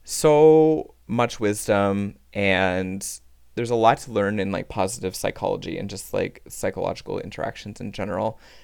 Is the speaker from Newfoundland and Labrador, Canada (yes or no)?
yes; Newfoundland and Labrador, Canada; now in Ottawa, Canada; our Newfie charm